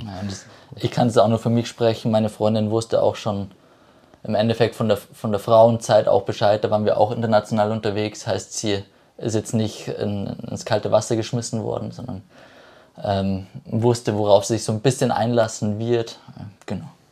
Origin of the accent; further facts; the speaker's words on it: Ebersberg, Bavaria, Germany; komme aus Ebersberg